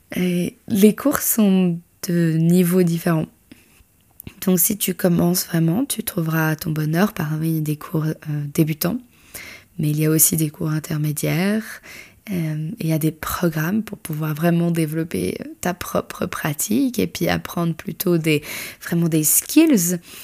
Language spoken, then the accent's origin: French; Switzerland; je suis suisse